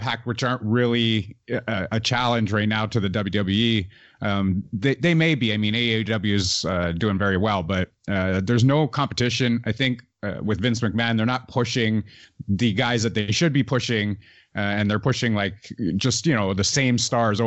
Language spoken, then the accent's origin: English; Canada; I'm actually from Canada